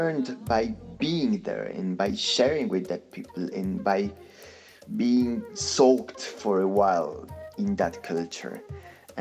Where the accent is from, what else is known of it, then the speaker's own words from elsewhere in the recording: Argentina; English is a second language; I come from a Polish family of immigrants that came to Argentina running from the war